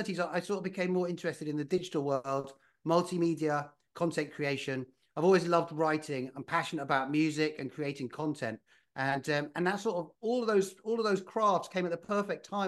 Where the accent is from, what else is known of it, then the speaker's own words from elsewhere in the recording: United Kingdom; moved away as an adult; also born or lived in London / Spain / Netherlands / California; now in United States; I'm from the United Kingdom originally.